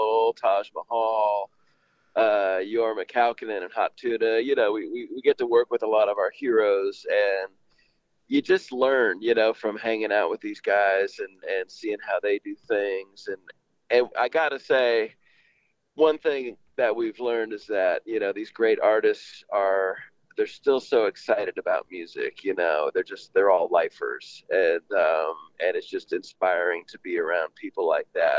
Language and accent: English; Bay Area, California, United States; I grew up in the Bay Area